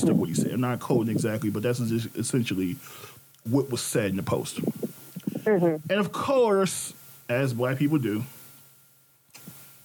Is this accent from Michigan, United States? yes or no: yes; Detroit, Michigan, United States; me and Ashley are both from Detroit originally. We don't live in Detroit, but we are from Detroit.